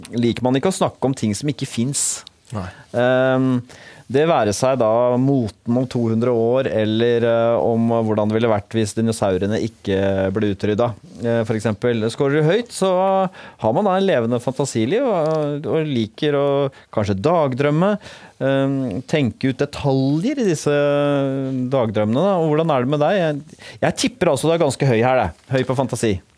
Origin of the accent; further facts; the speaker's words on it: Bærum, Akershus, Norway; also born or lived in Oslo; jeg kommer fra Rykken, eh, et sånt forstad utafor Oslo, ligger i Bærum.